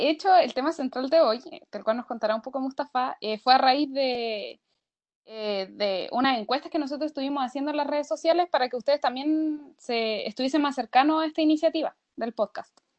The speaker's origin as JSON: {"language": "Spanish", "town": "San Javier", "region": "Maule", "country": "Chile", "also_born_or_lived": "Linares / Talca / United States", "said": "sí, eso también soy de San Javier, que es un, pueblo muy chico en la región del Maule."}